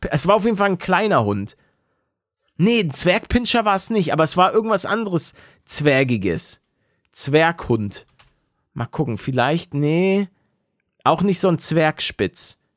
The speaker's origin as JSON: {"language": "German", "area": "the North", "region": "Northern Germany", "country": "Germany", "moved": "yes", "lives_now": "Bavaria, Germany", "said": "ich komme aus dem Norden"}